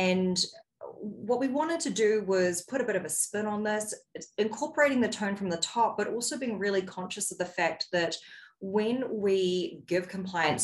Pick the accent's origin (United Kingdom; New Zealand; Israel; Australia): New Zealand; now in United States; I'm originally from New Zealand, and the United States is the fifth country that I've lived in across four regions of the world.